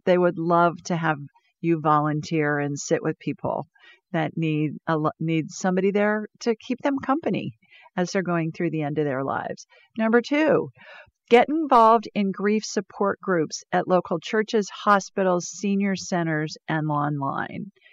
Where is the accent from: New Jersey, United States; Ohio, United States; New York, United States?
Ohio, United States; moved away as an adult; also born or lived in Sioux Falls, South Dakota; I grew up in snow in Ohio